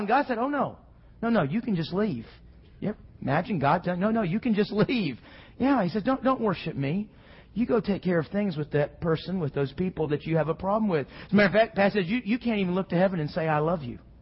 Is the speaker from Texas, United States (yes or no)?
yes; Houston, Texas, United States; growing up in Houston